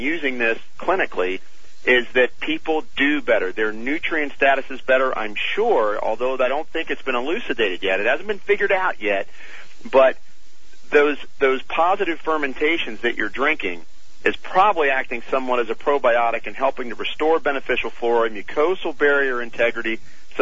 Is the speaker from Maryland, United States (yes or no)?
no; Pittsburgh, Pennsylvania, United States; now in Cincinnati, United States; I'm from Pittsburgh and live in Cincinnati now